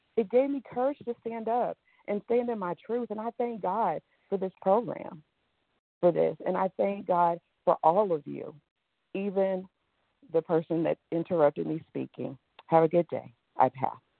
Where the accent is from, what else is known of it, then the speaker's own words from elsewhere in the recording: New York City, New York, United States; I grew up in Brooklyn, New York.